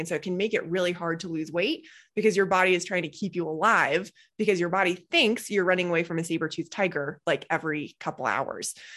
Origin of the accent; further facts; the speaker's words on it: Boulder, Colorado, United States; I grew up in Boulder, Colorado